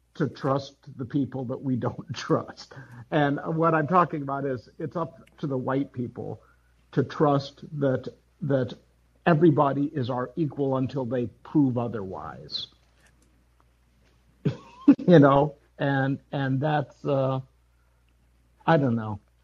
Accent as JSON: {"language": "English", "region": "Wisconsin", "country": "United States", "tie": "born or raised there", "said": "I grew up in Wisconsin, went to an all white high uh, elementary school"}